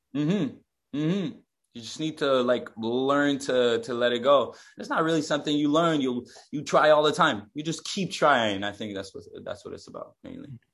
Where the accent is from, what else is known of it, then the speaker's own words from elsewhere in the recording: Quebec, Canada; I'm from Quebec.